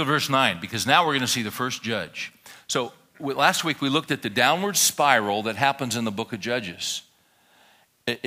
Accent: California, United States; moved away as an adult; also born or lived in Little Rock, Arkansas / Texas; I grew up in California

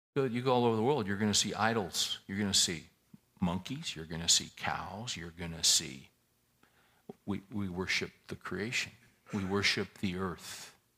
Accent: California, United States; now in Texas, United States; we're all originally from California. But we've chosen to live in Texas.

